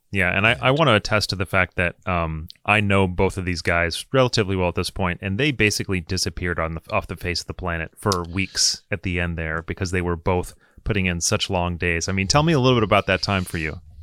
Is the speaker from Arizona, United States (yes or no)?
no; Michigan, United States; I grew up in Michigan